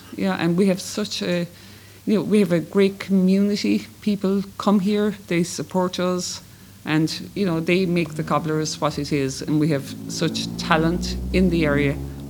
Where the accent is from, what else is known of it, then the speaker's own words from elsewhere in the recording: Ireland; I'm from Cluny.